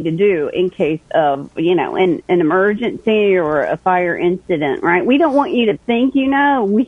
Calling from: Greensboro, North Carolina, United States; I am joining you from Greensboro in North Carolina.

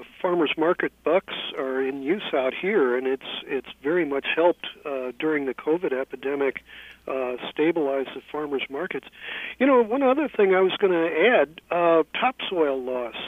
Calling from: San Francisco, California, United States; I'm calling you from San Francisco

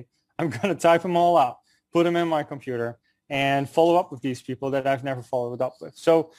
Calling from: New York City, New York, United States; I'm calling in from New York City. Warm New York City at the moment, a block away from Wall Street.

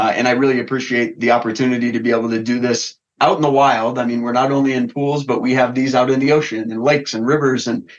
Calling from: Denver, Colorado, United States; I'm calling in from Denver, Colorado.

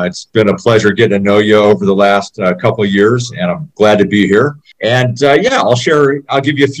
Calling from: Boise, Idaho, United States; moved away as an adult; also born or lived in Lewiston, Idaho / Seattle, Washington; I'm calling in from Boise, Idaho. I'm not originally from Idaho, but I've been up here for about 15 years. I came up here, actually about 20 years, in northern Idaho in Lewiston to play baseball at Lewis Clark State College years ago.

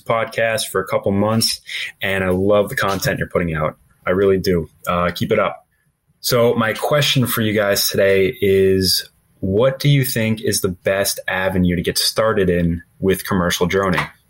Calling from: Hudson Valley, New York, United States; I'm calling from the Hudson Valley, New York.

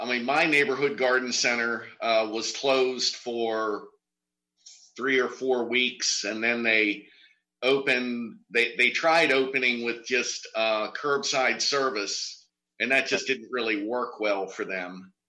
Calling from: Maryland, United States; I'm from outside of Baltimore.

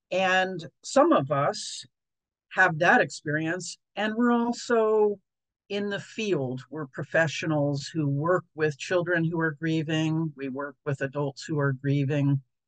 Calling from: Portland, Oregon, United States; I'm joining you from Portland, Oregon, which is the home of Dougie Center since 1982

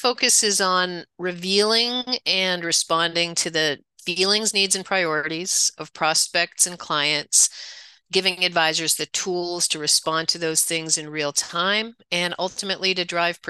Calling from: Toronto, Ontario, Canada; I'm at my home office just outside Toronto

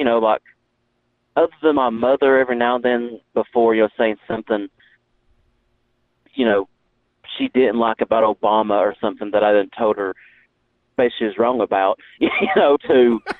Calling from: Tennessee, United States; From Tennessee.

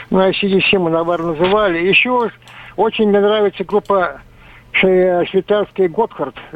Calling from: Perm, Perm Krai, Russia; я из Перми, я уже старенький, мне 57.

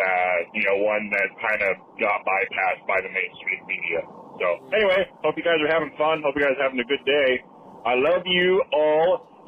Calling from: Portland, United States; I'm calling from Portland

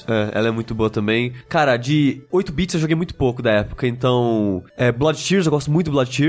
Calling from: Rio de Janeiro, Brazil; sou aqui do Rio de Janeiro

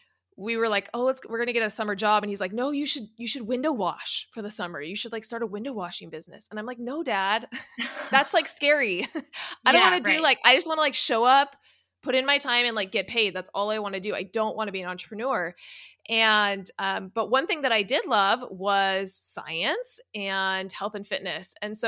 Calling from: California, United States; I'm in Southern California, about 10 minutes from Disneyland.

